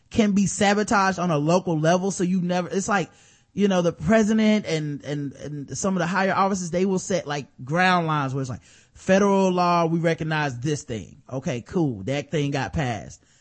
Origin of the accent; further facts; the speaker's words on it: Dallas, Texas, United States; Me being a fan too, because I'm from Dallas, I would agree.